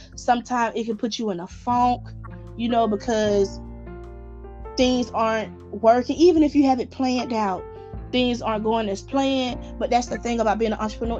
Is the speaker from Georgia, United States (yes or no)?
yes; Atlanta, Georgia, United States; I'm from Atlanta, Georgia